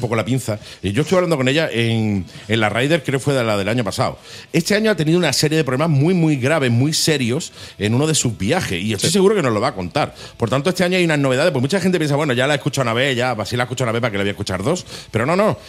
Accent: Torremolinos, Andalusia, Spain; Soy de Torremolinos

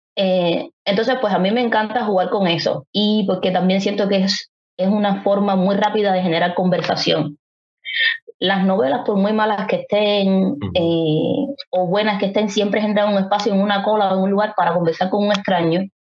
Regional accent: Havana, La Habana, Cuba; los que somos habaneros y habaneras

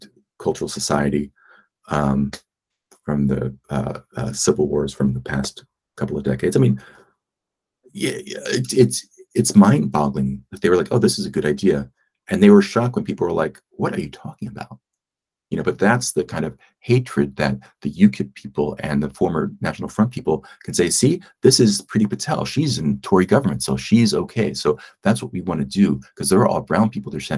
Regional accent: Philadelphia, Pennsylvania, United States; moved away as an adult; my hometown of Philly

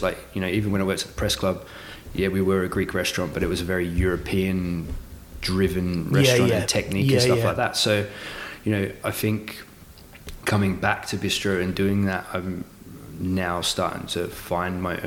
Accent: Portsmouth, South East England, United Kingdom; now in Australia; we grew up in Portsmouth.

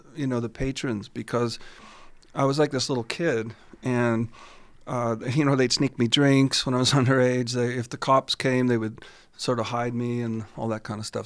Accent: St. Catharines, Ontario, Canada; also born or lived in Toronto; now in Stratford, Canada; that's my hometown

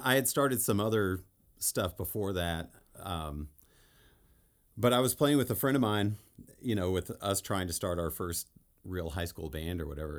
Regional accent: El Paso, Texas, United States; I grew up in El Paso. Texas.

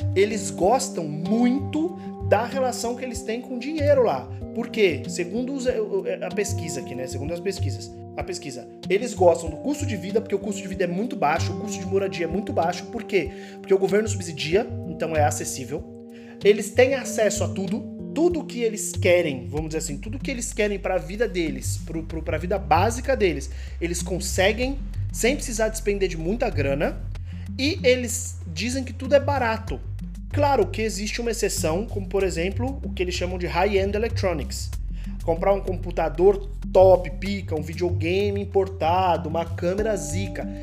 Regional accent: Brazil; moved away as an adult; now in Munich, Germany; eu moro em Munique, moro na Alemanha, já tenho um ano e pouco é, e vim do Brasil para cá a trabalho

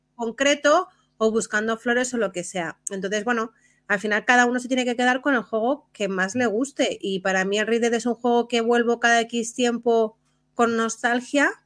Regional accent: Spain; como buenos españoles

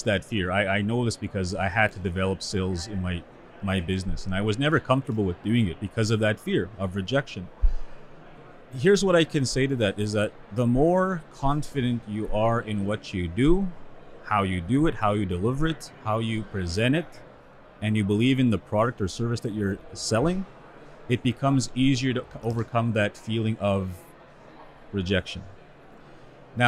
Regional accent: Sweetgrass First Nation, Saskatchewan, Canada; now in Saskatoon, Canada; I'm originally from Sweetgrass First Nation. That's where my community is from. Currently living in Saskatoon

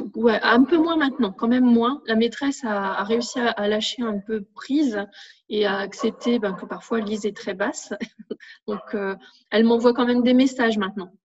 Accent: north of France, France; moved away as an adult; now in Narbonne, France; je suis originaire du nord de la France. Et donc, toute ma famille, tous mes amis sont dans le nord

